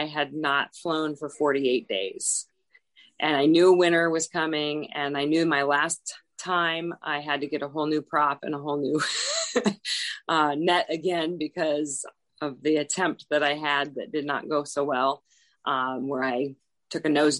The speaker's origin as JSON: {"language": "English", "region": "Alaska", "country": "United States", "moved": "yes", "said": "I'm from Alaska"}